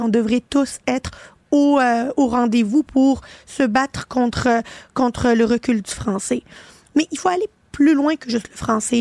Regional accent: Quebec, Canada; Je suis une fière québécoise, je m'assume euh, et je ne vais jamais m'excuser d'être une québécoise

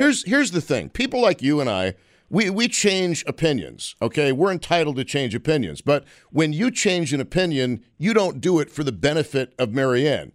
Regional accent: Western New York, United States; growing up in Western New York, we took our earth science classes

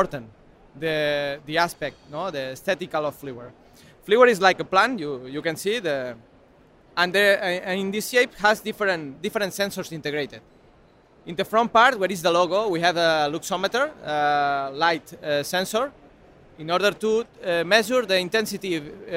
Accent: Spain; English is a second language; we are from Spain

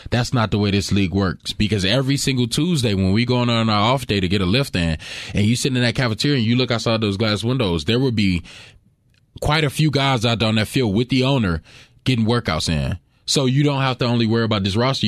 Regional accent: Fitzgerald, Georgia, United States; moved away; I grew up in Fitzgerald, uh, Georgia. Very, very small town

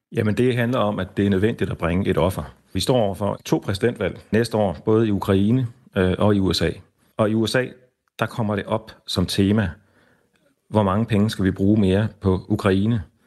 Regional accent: Denmark; os selv øh, hjemme i Danmark

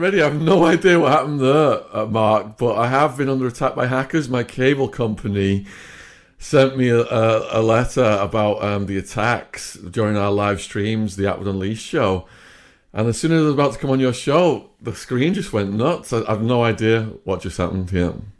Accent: Widnes, North West England, United Kingdom; moved away as an adult; also born or lived in Arizona; my hometown, Widnes

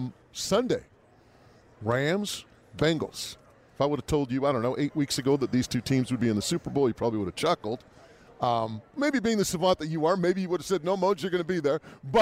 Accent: New Westminster, British Columbia, Canada; my hometown in New Westminster

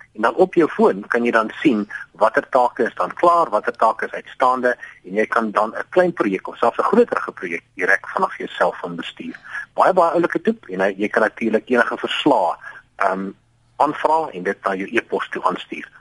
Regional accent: Johannesburg, Gauteng, South Africa; moved away as an adult; now in Cape Town, South Africa; Ek is wel meer van Johannesburg

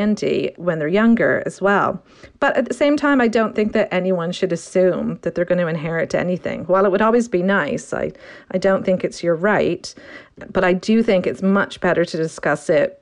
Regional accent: Canada; moved away as an adult; now in United Kingdom; I'm Canadian and I moved to the UK about 20 years ago

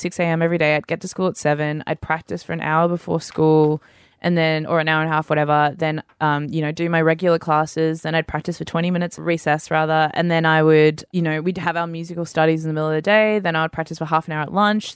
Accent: Sydney, New South Wales, Australia; Grew up in Sydney, on the northern beaches.

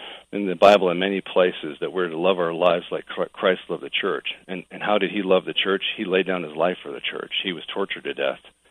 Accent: Portland, Oregon, United States; moved away as an adult; also born or lived in Los Angeles, California; I was actually raised in Portland

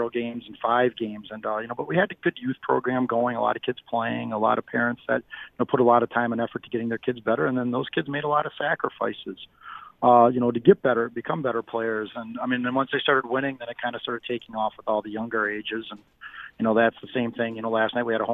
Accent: Green Bay, Wisconsin, United States; also born or lived in Iowa; now in Beaver Dam, United States; I grew up in Green Bay, so I moved back to Wisconsin

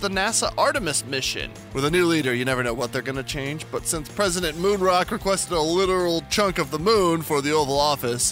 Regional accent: New Mexico, United States; I'm from New Mexico

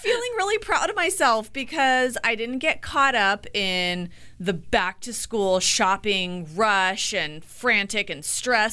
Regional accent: Orange County, California, United States; Grew up in Orange County

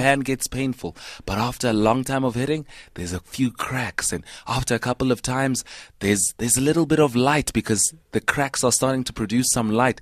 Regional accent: Vanderbijlpark, Gauteng, South Africa; I grew up in Van der Bijl

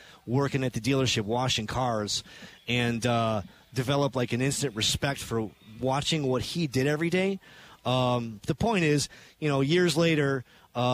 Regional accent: Chicago, Illinois, United States; now in Milwaukee, United States; growing up in Chicago

